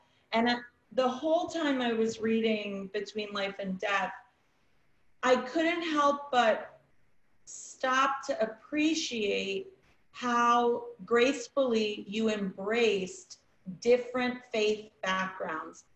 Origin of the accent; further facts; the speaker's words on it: New York, United States; also born or lived in England; I was raised in New York, and we went to Catholic school young